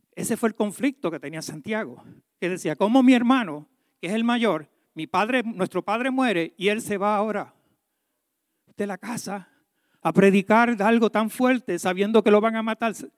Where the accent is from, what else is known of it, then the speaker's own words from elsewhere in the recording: Puerto Rico; yo soy boricua